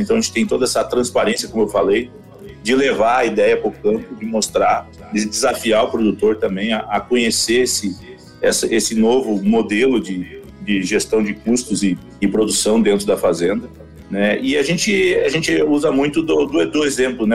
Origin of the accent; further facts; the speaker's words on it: the South, Rio Grande do Sul, Brazil; also born or lived in Palmeira das Missões / Panambi; a gente veio lá do Sul